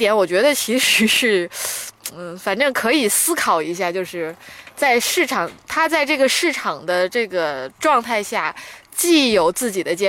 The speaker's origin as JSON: {"language": "Chinese", "region": "northern China", "country": "China", "said": "虽然我是北方人"}